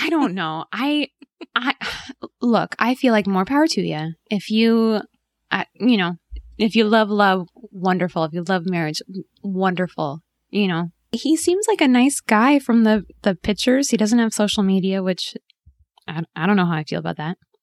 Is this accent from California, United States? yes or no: yes; Southern California, United States; moved away as an adult; also born or lived in New York; my husband and I grew up in, in Southern California